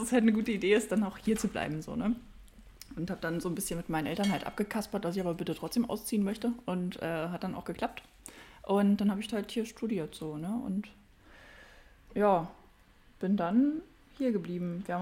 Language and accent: German; Magdeburg, Saxony-Anhalt, Germany; born there; Also ich bin gebürtige Magdeburgerin, bin noch hier geboren